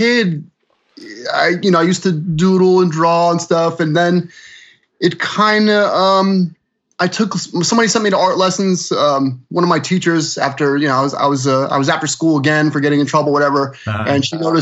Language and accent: English; New Jersey, United States; moved away as an adult; also born or lived in Philadelphia; now in Florida, United States; New Jersey originally